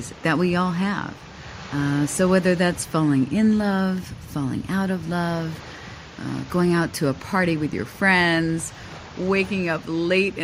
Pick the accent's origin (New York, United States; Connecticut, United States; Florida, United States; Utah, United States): Florida, United States; Miami; moved away as an adult; also born or lived in South Korea; now in Singapore; I'm from Miami